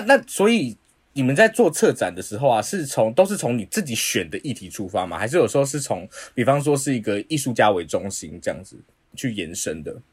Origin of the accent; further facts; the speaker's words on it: Taipei, Taiwan; 我们都是台北人